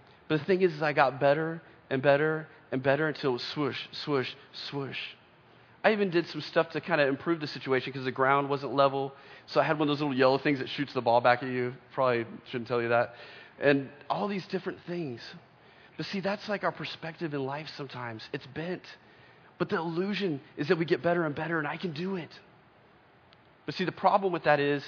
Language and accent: English; Oklahoma, United States; I remember growing up in Oklahoma, we lived in just this little house